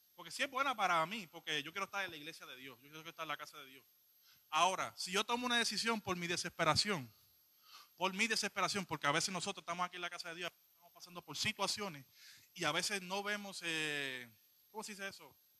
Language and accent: Spanish; Puerto Rico; yo soy un poquito boricua